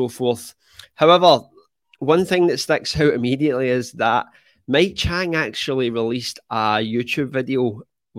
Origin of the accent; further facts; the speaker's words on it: Scotland, United Kingdom; I'm actually from Scotland